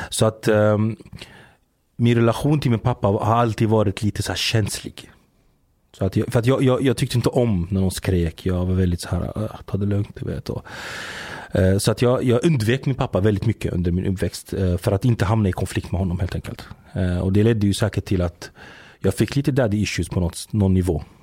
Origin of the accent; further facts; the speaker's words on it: Giza, Giza Governorate, Egypt; born there; Jag är född i, eh, i Giza. Där är jag född. Men min familj är från Mansoura.